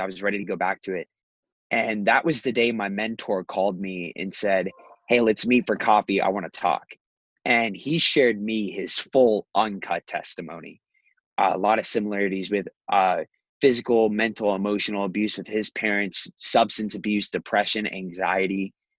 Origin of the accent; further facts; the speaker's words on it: Scottsdale, Arizona, United States; also born or lived in Chicago; I was born here in Scottsdale. Moved to Chicago back when my dad lived there. Moved back after my parents got divorced